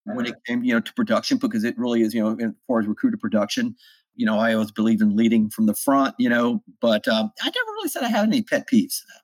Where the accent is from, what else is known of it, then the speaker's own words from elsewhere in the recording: South Louisiana, United States; moved away as an adult; also born or lived in North Carolina; I grew up in South Louisiana